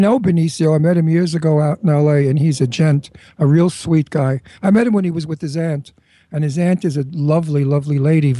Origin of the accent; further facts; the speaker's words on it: New York City, New York, United States; accent: Brooklyn; Okay, I was born in Red Hook, actually, for a minute, and then we moved to Brooklyn Heights, where we owned a beautiful house right on the road there, overlooking the river and Manhattan.